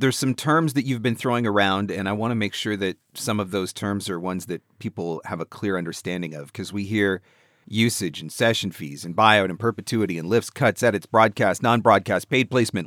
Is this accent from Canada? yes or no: yes; Canada; I'm from Canada